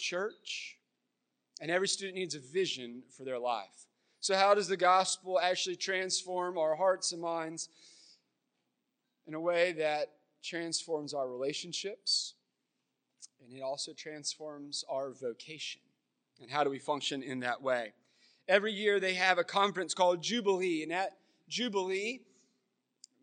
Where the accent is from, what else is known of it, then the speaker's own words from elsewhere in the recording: Florence, South Carolina, United States; moved away; also born or lived in Myrtle Beach; I grew up here in Florence